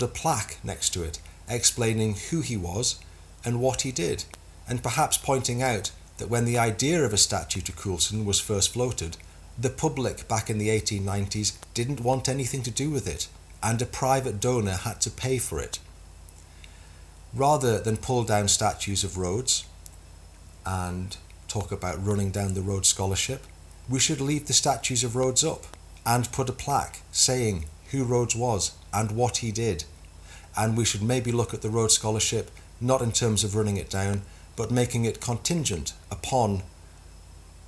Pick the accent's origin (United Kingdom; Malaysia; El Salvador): United Kingdom